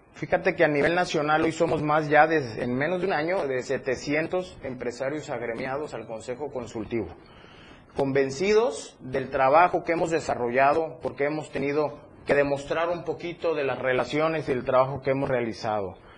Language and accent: Spanish; Chiapas, Mexico; yo soy chiapaneco, entonces me interesa mucho voltear a mi estado